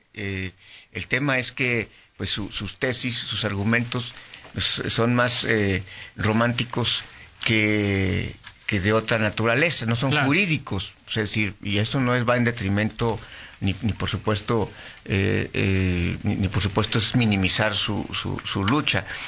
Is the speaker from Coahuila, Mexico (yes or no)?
no; León, Guanajuato, Mexico; como leonés